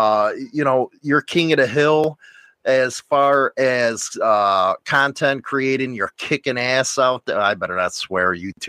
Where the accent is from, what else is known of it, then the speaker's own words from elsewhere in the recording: Chicago, Illinois, United States; See, I'm from Chicago.